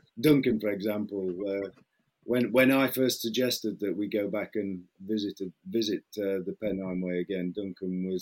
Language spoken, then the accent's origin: English; Midlands, United Kingdom; moved away; also born or lived in Essex; I come from, you might be able to tell from my accent, I'm not actually from Essex. I come from the Midlands.